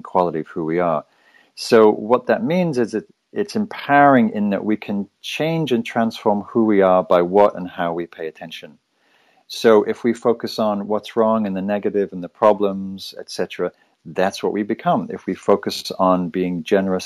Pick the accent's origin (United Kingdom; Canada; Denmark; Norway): United Kingdom; Northern England; moved away as an adult; also born or lived in London; now in Northern California, United States; I was born in England, raised in Northern England